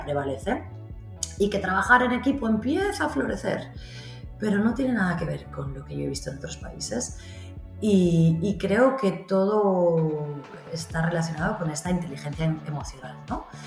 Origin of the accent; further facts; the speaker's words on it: Barcelona, Catalonia, Spain; also born or lived in London; yo soy de Barcelona